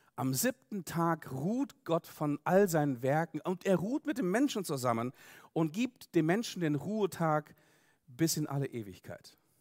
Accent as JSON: {"language": "German", "region": "Siberia", "country": "Russia", "tie": "born or raised there", "moved": "yes", "lives_now": "Germany", "said": "ich komme selber aus Russland, bin dort geboren worden in Sibirien, bin dort aufgewachsen"}